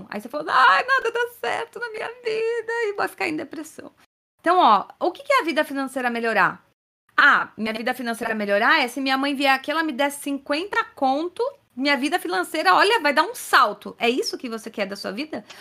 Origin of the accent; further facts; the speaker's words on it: Minas Gerais, Brazil; Primeiramente … sou de Minas Gerais